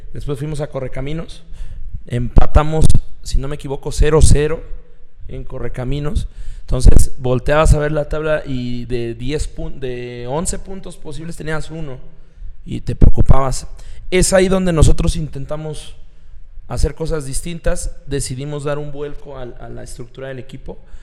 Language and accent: Spanish; Mexico City, Mexico; moved away; yo soy chilango